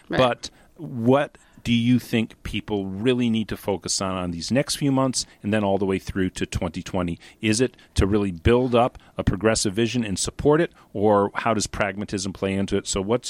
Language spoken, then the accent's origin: English; Missouri, United States; My home state of Missouri.